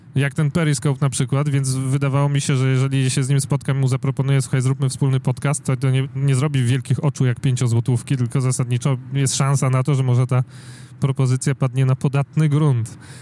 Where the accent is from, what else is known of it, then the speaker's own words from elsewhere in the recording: Warsaw, Masovian Voivodeship, Poland; ja jestem z Warszawy